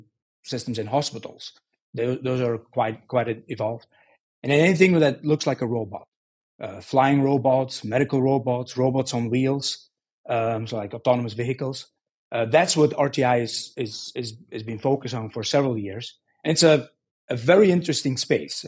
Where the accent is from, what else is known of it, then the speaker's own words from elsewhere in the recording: Belgium; moved away as an adult; also born or lived in Silicon Valley; now in United States; I'm originally from Belgium